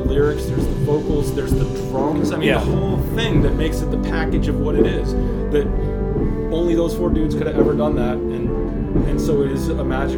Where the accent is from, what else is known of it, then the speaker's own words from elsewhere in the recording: Waterville, Maine, United States; also born or lived in Israel; I grew up in Waterville, Maine